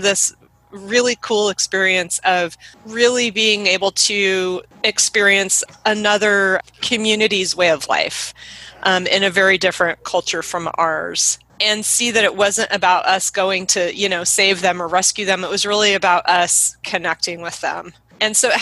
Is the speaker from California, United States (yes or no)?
no; Oregon, United States; I grew up in Oregon, where I still live.